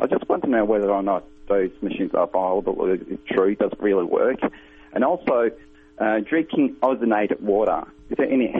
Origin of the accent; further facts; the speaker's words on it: Melbourne, Victoria, Australia; I'm from Melbourne, Australia.